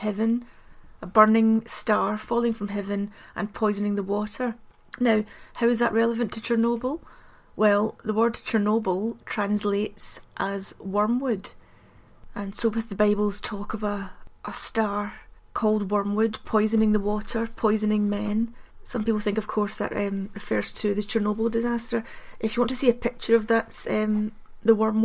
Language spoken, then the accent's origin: English; Glasgow, Scotland, United Kingdom; I'm from Glasgow, and often growing up in Glasgow it seems as though there's only the Catholic and the Protestant.